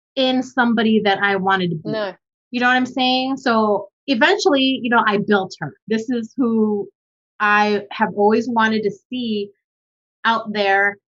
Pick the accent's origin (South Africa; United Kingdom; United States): United States; also born or lived in Manila, Philippines; I grew up in America and I identify as American